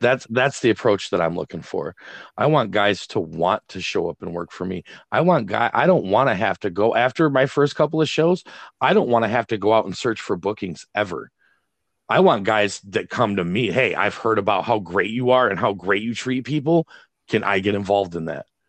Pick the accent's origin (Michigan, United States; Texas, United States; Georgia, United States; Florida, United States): Michigan, United States; Greenville; now in Wayland, United States; Greenville's my hometown